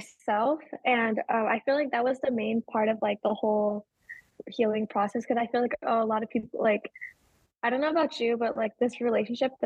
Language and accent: English; Sacramento, California, United States; now in San Diego, United States; I was born and raised in Sacramento, California, and I have grown up in California all my life.